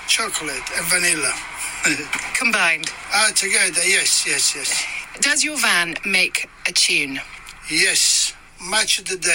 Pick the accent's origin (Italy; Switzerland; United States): Italy; English is a second language; moved away as an adult; now in London, United Kingdom; I come from Italy, 19, uh, 28 March 1979.